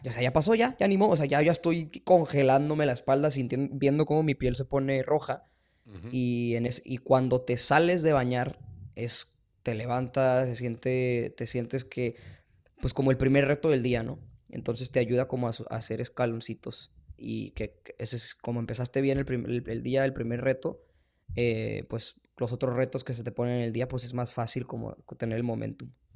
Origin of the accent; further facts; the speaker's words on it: Mexico; also born or lived in El Paso, Texas, United States; now in Boston, United States; yo soy mexicano